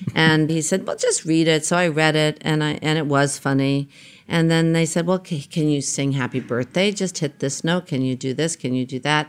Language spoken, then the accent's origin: English; New York, United States; I was born in New York. I spent early, early years in Queens.